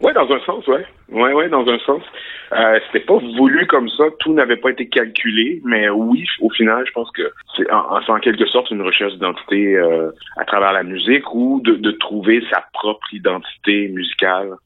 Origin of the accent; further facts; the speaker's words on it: Quebec, Canada; je suis né au Québec dans une petite ville